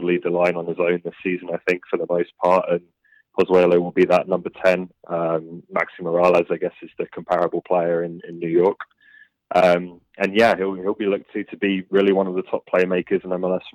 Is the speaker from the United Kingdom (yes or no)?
yes; England, United Kingdom; moved away as an adult; also born or lived in Canada; now in Toronto, Canada; I'm from England originally, but I lived in Canada a little bit as a kid and came back here in 2015